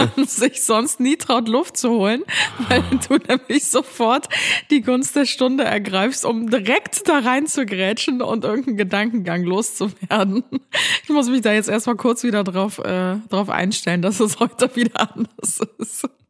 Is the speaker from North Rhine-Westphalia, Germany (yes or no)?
yes; Cologne, North Rhine-Westphalia, Germany; bei uns in Köln